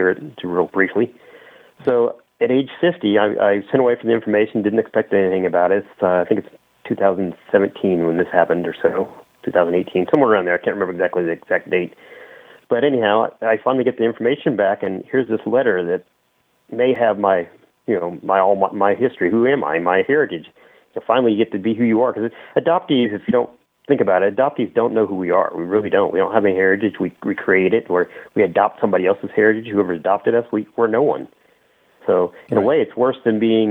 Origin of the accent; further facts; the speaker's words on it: Indianapolis, Indiana, United States; I was born in Indiana